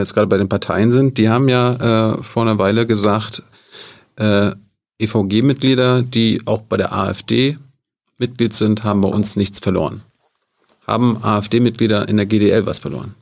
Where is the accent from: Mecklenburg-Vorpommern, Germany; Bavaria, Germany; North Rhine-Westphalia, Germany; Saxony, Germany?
Mecklenburg-Vorpommern, Germany; Ich komme aus MacPom